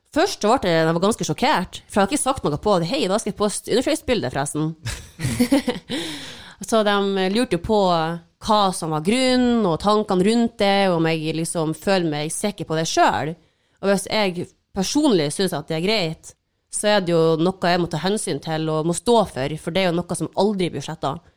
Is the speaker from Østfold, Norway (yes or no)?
no; Mo i Rana, Nordland, Norway; now in Oslo, Norway; jeg er hjemme på Mo